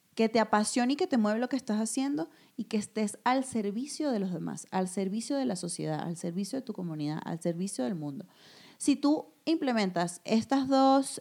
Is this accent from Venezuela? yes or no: yes; Venezuela; also born or lived in Madrid, Spain; now in Mexico; en el país donde yo nací, crecí y que tanto amo